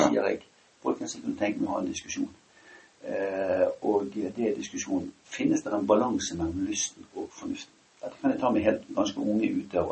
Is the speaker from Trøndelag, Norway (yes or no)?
no; Bergen, Vestland, Norway; jeg kommer fra Åsane